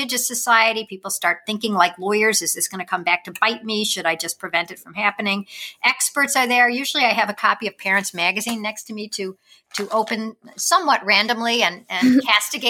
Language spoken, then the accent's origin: English; Wilmette, Illinois, United States; I grew up in the suburbs of Chicago